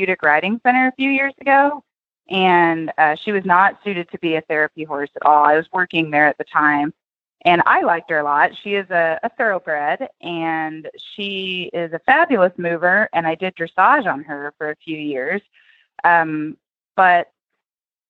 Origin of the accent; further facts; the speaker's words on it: Tennessee, United States; now in Oklahoma, United States; I grew up in Tennessee